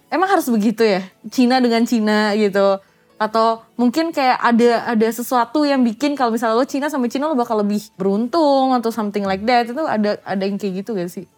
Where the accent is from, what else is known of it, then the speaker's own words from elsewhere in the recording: Padang, West Sumatra, Indonesia; gue kan orang Padang